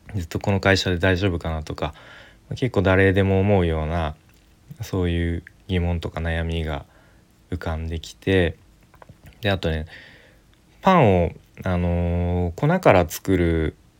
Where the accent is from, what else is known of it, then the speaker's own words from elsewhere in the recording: Tokyo, Japan; 東京出身です